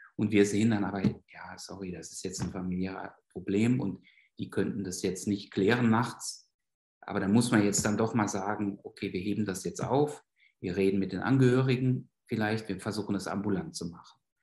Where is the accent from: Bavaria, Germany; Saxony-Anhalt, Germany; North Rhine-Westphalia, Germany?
North Rhine-Westphalia, Germany; moved away as an adult; also born or lived in Berlin; now in Basel, Switzerland; ich bin in Westfalen aufgewachsen